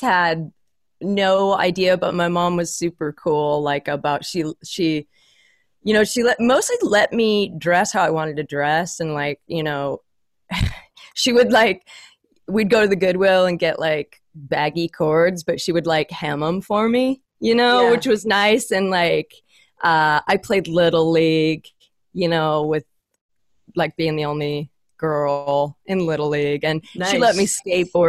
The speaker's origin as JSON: {"language": "English", "town": "Fox Island", "region": "Washington", "country": "United States", "tie": "born or raised there", "said": "I grew up in Washington State"}